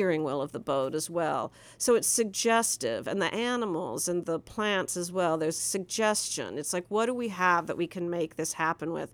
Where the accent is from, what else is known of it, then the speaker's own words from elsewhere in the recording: Nebraska, United States; I'm from Nebraska.